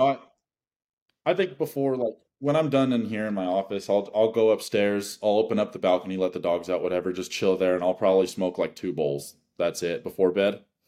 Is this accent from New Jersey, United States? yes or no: no; Wyoming, United States; I'm from Wyoming